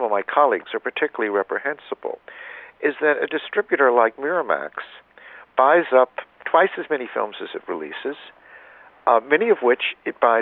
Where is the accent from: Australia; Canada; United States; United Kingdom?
United States; Alabama; I grew up in in Alabama